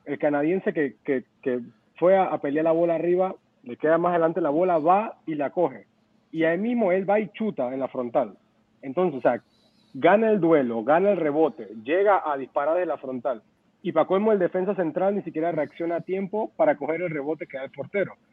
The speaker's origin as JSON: {"language": "Spanish", "country": "Panama", "said": "yo como panameño"}